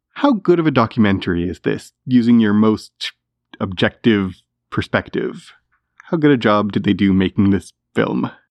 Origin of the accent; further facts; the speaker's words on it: Canada; as a Canadian